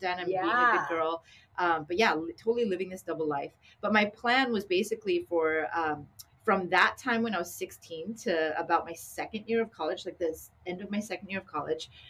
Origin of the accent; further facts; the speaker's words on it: Canada; also born or lived in Long Beach; now in Sacramento, United States; as a young Asian girl growing up in Canada